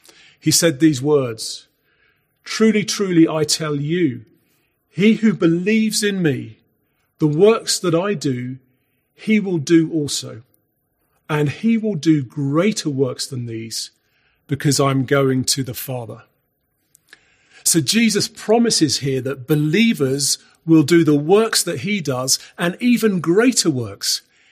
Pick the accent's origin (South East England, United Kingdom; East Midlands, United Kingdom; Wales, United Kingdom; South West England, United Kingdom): South West England, United Kingdom; Salisbury; born there; my adoptive parents told me that I was born in Salisbury in Wiltshire